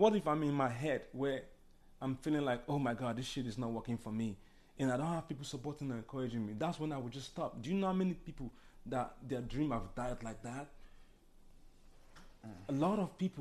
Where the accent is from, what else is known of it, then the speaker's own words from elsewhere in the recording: Nigeria; now in United States; I'm Nigerian